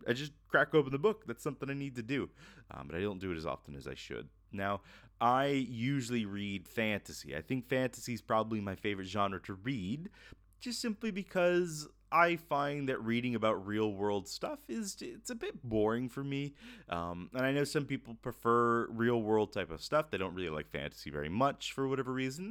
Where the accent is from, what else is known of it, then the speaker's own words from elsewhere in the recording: Florida, United States; moved away; I'm originally from Florida